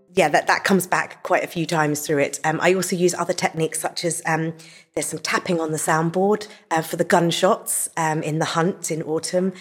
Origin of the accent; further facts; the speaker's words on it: England, United Kingdom; I'm from England and I'm a harpist.